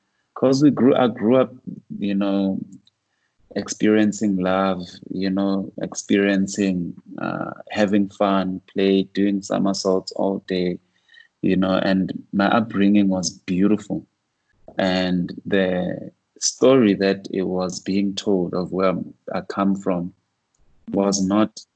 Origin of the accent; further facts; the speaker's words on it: Soweto, Gauteng, South Africa; growing up in Soweto, a lot of the older guys like my father, uncles